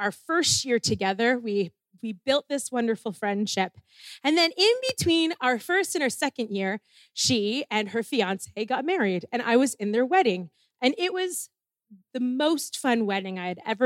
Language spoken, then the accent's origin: English; Ontario, Canada; moved away as an adult; I was coming in from Ontario